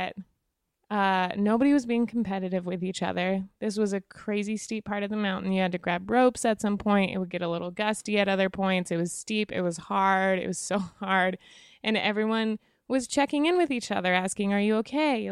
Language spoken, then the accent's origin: English; Wyoming, United States; I'm from Wyoming